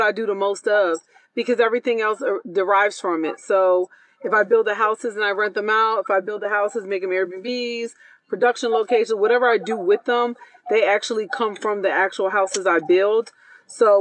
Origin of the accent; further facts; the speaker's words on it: Philadelphia, Pennsylvania, United States; moved away as an adult; also born or lived in Puerto Rico (family); now in Atlanta, United States; I grew up, I was born and raised in Philly